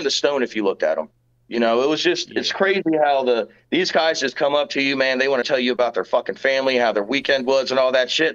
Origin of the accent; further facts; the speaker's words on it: Georgia, United States; moved away as an adult; also born or lived in Tennessee; now in Arizona, United States; I grew up in Georgia